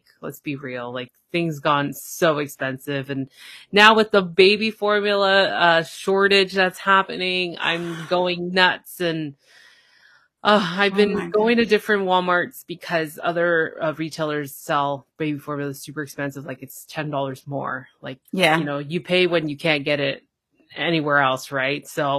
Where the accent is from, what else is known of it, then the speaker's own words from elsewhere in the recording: Toronto, Ontario, Canada; I'm from Toronto, Canada.